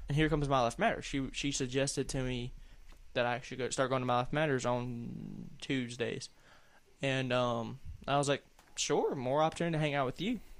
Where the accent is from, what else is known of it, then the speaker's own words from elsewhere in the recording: the South, United States; accent: southern; Oh, there's my southern accent sticking through.